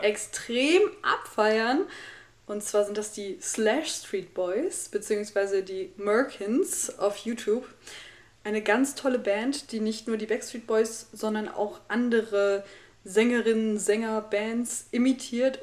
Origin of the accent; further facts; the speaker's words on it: Rhineland, Germany; ich komme ja aus dem Rheinland